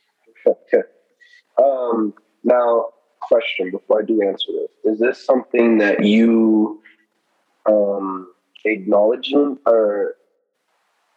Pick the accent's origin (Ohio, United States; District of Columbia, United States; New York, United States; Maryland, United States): Maryland, United States; Olney; we grew up in Olney together